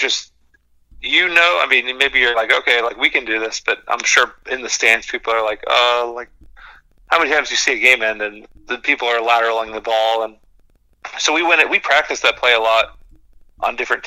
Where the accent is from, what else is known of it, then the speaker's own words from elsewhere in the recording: Florida, United States; I grew up in Florida